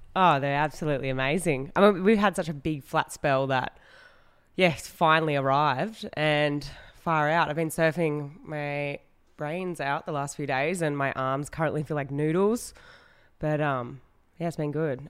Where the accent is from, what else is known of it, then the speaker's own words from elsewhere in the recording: Western Australia, Australia; I grew up in Western Australia.